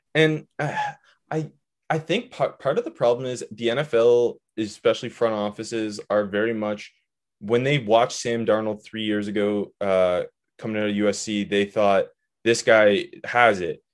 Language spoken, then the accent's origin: English; Canada; I'm from Canada, but I used to go to Myrtle Beach